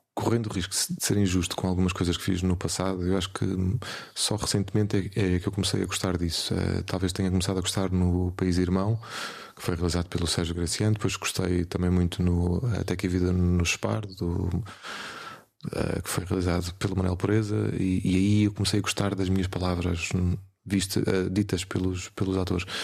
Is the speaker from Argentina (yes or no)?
no; Portugal; nós somos portugueses, somos pequeninos